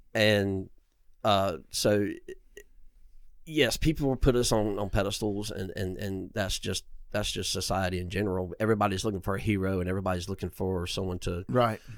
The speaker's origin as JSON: {"language": "English", "town": "Inman", "region": "South Carolina", "country": "United States", "tie": "born or raised there", "said": "I grew up in Inman, South Carolina, um, on a peach farm"}